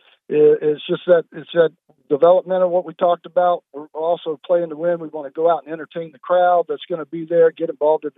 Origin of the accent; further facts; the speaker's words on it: Winston-Salem, North Carolina, United States; now in Sharpsburg, United States; I grew up in Winston-Salem